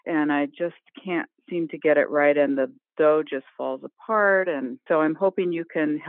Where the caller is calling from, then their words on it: Westport, New York, United States; Hey, I'm in Westport, New York.